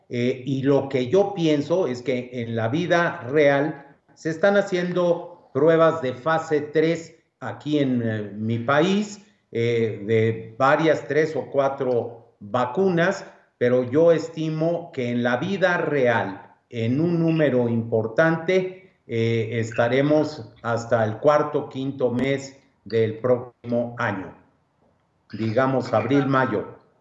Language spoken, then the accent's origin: Spanish; Mexico